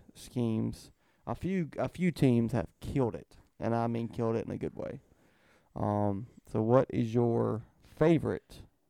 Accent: South Carolina, United States; Well, my home state.

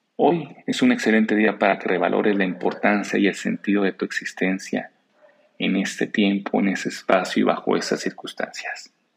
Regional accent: Mexico; a mi nación, a México

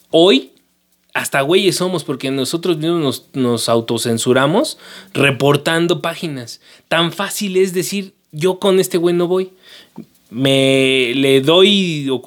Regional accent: Mexico City, Mexico; Yo, soy el clásico chilango que las conoce por colores

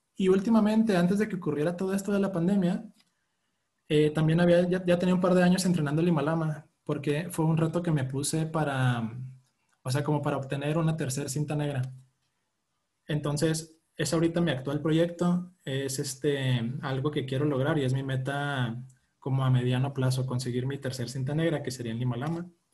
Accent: Chihuahua, Mexico; Yo, yo soy de aquí de Chihuahua, de hecho yo estoy en Chihuahua

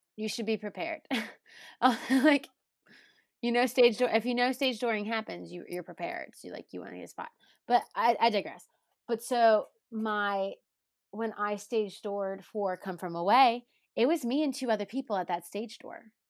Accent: Cincinnati, Ohio, United States; I'm from Cincinnati

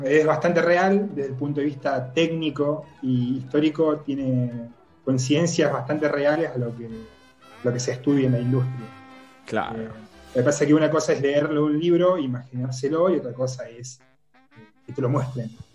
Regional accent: Córdoba, Argentina; accent: cordobés; now in Lima, Buenos Aires Province, Argentina; soy cordobés, entonces por ahí se escucha un medio cambio de tonada

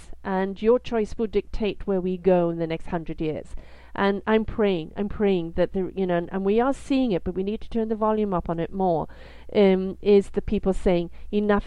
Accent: United Kingdom; I am British

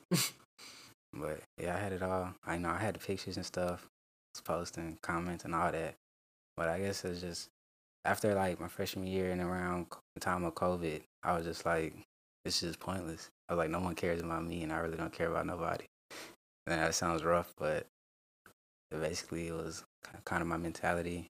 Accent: Rock Hill, South Carolina, United States; I'm from Rock Hill, South Carolina.

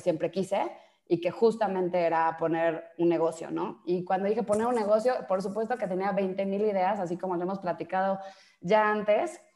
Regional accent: Mexico; also born or lived in Brazil; soy mexicana

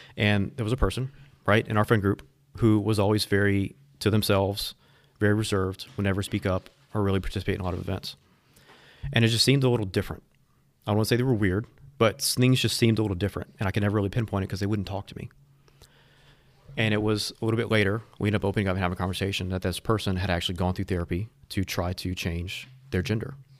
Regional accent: Houma, Louisiana, United States; also born or lived in Thibodaux; I grew up in Houma, Thibodeau, down south.

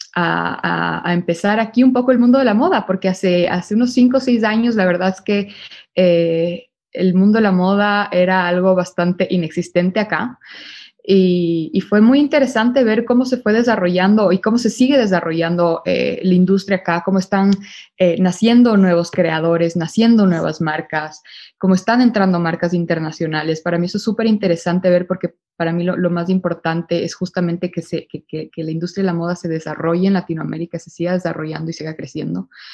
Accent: Ecuador; moved away as an adult; also born or lived in Barcelona, Spain / New York, United States; yo por el momento estoy based en Ecuador, yo soy de Ecuador

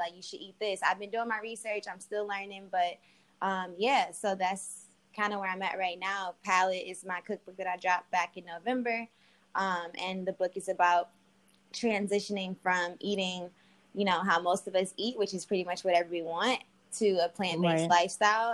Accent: Detroit, Michigan, United States; moved away as an adult; also born or lived in Arizona / Los Angeles; I'm from Detroit after living in Arizona, going to school in Arizona, living in LA, and I moved back to Detroit

